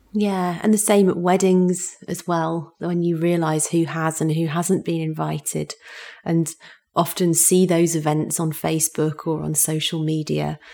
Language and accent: English; Yorkshire and the Humber, United Kingdom; moved away; I'm from Yorkshire, and I rarely go back to Yorkshire